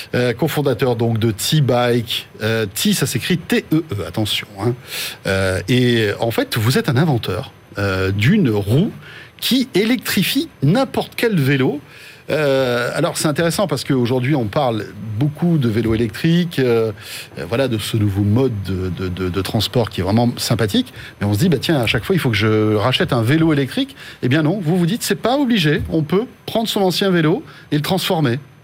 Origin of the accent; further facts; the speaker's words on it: France; chez nous en France